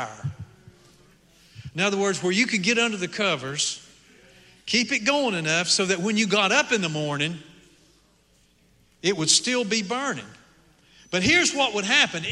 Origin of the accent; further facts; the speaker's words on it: Appalachian Mountains, United States; moved away; I grew up in the Appalachian Mountains